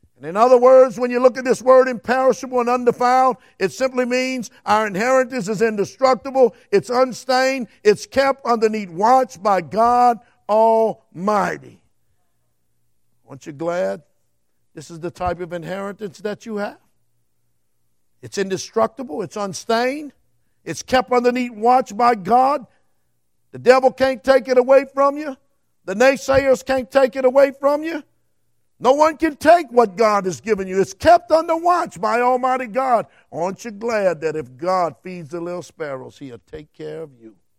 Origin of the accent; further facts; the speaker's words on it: Cajun, Louisiana, United States; I'm a Cajun